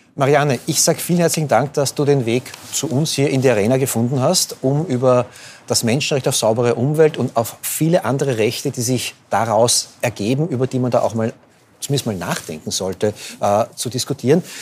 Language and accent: German; Austria; als Österreicher